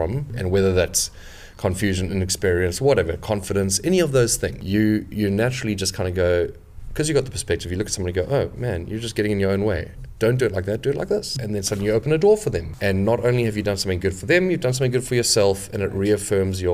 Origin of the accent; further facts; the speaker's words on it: South Africa; moved away as an adult; now in London, United Kingdom; I'm originally from South Africa, but I've been in London for about 11 years.